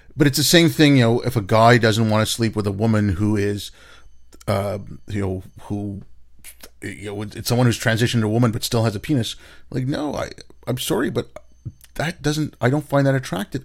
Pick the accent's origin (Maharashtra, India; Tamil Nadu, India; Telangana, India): Telangana, India; Hyderabad; in Hyderabad, that's where I grew up at Hyderabad in India. That's where I was born